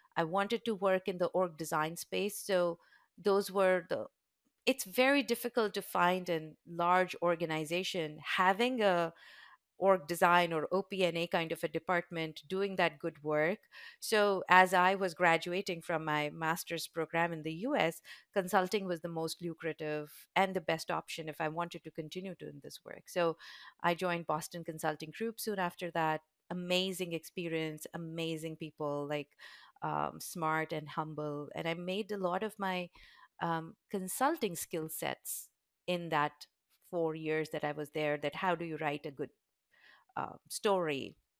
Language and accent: English; Udaipur, Rajasthan, India; So, I was very fortunate to grow up in a very beautiful, small, touristy town. It's called Udaipur